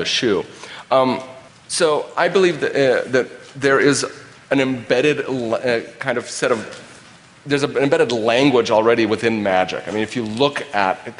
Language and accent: English; West Coast, United States; I'm from the West Coast